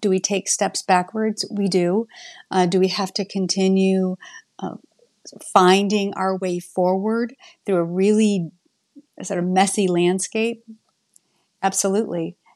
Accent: Shipshewana, Indiana, United States; now in Bloomington, United States; I grew up in Indiana, in a very small rural community of Shipshawana, Indiana

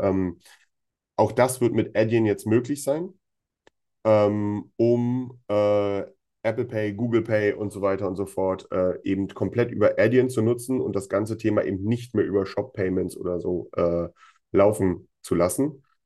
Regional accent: Germany; bei uns in Deutschland

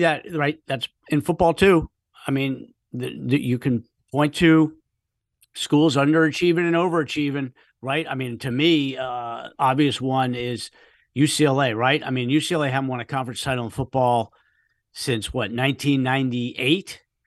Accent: United States; moved away; I grew up in the D C suburbs

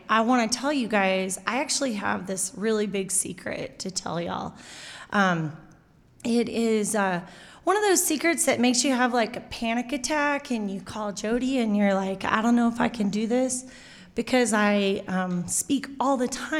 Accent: New Plymouth, Taranaki, New Zealand; So yeah, I am from New Plymouth. I live there with a whole pile of kids and my husband.

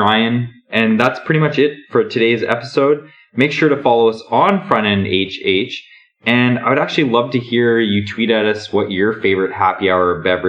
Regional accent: Canada; moved away as an adult; now in United States; I am from Canada

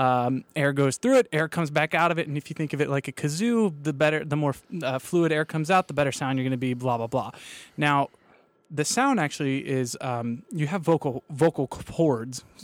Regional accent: Kansas, United States; I'm from Kansas

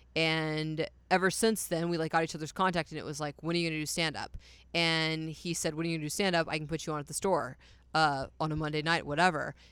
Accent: Poetry, Texas, United States; also born or lived in Dallas, Texas; I'm from Dallas, Texas, but I grew up in a town called Poetry, which is out in the middle of fucking nowhere.

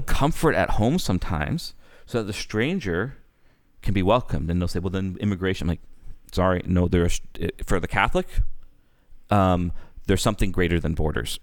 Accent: Canada; as a Canadian

